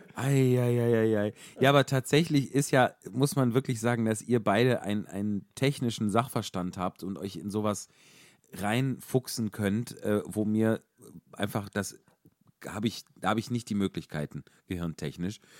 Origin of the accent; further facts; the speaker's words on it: Wuppertal, North Rhine-Westphalia, Germany; ich komme aus Wuppertal